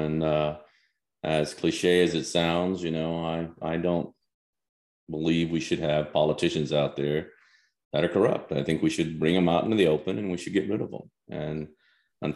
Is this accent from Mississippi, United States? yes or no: yes; Picayune, Mississippi, United States; moved away; also born or lived in Memphis, Tennessee / Seattle; I was born in Memphis, Tennessee, and I baptized and raised in Picayune, Mississippi.